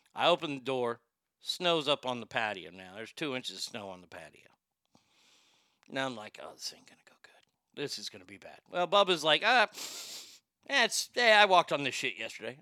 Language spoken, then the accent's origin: English; Texas, United States; my home state of Texas